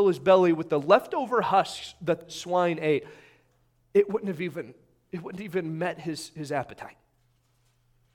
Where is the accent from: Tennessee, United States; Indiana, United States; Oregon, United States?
Indiana, United States; I'm from Indiana.